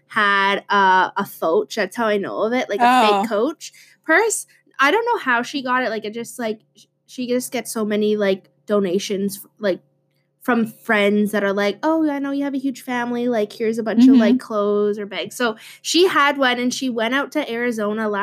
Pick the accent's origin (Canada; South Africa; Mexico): Canada; Gull Bay, Ontario; Gull Bay, the community I'm from